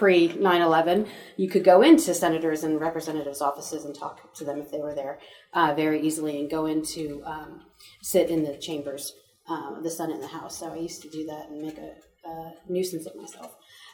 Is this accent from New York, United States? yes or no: no; Montgomery County, Maryland, United States; moved away as an adult; now in Montgomery County, Texas, United States; So I've been here in Montgomery County for about 12 years now. I grew up in Montgomery County, Maryland, which is slad tight more blue than it is here.